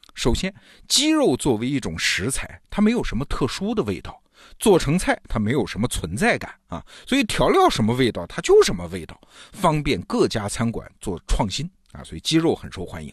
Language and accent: Chinese; China; 美国中餐厅卖的不是我们中国人日常吃的那种中餐啊